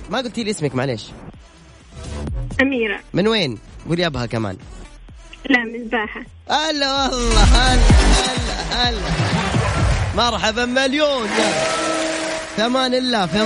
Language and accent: Arabic; Abha, Asir, Saudi Arabia; من ابها